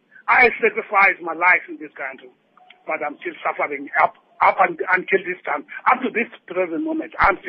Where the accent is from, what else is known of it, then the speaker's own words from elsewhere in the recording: Sophiatown, Gauteng, South Africa; born there; I worked for Johannesburg Municipality for 15 years. I was born in Sophiatown.